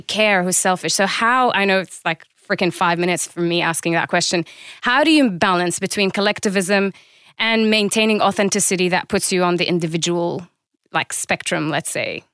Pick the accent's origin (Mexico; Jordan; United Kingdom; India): Jordan; I'm from Jordan in the Middle East.